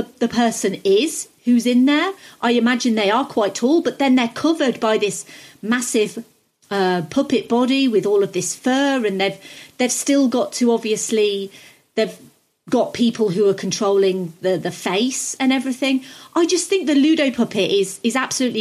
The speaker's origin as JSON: {"language": "English", "country": "United Kingdom", "said": "I'm British"}